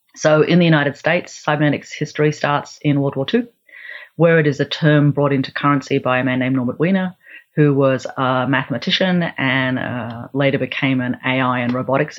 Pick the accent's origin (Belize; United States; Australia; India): Australia; also born or lived in Melbourne / Canberra / Central and Northern Australia; I grew up part of my time in Melbourne and Canberra here in Australia, and then part of my time living in Central and Northern Australia